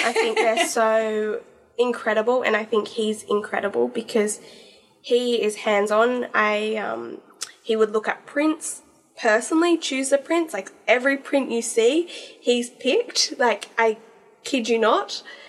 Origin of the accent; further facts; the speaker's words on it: Fiji; born there; I was born in Fiji, I think... That needed to be incorporated, like beach girl from day one.